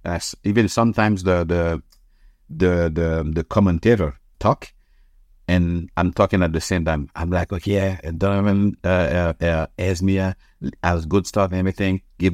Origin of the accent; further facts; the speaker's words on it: Canada; It's like we as Canadian, we as a nation.